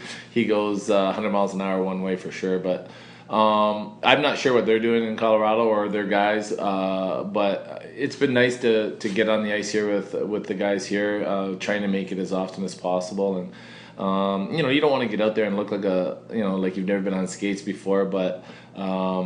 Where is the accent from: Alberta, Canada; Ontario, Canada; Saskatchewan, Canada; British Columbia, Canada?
Ontario, Canada; I'm from Ontario